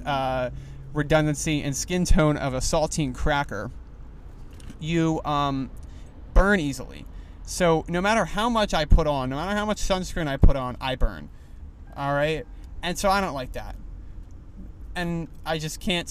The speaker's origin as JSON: {"language": "English", "region": "East Coast", "country": "United States", "moved": "yes", "lives_now": "Los Angeles, United States", "said": "I am from the East Coast"}